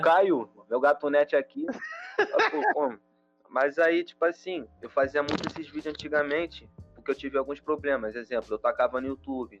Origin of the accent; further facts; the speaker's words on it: Rio de Janeiro, Brazil; eu sou da Zona Oeste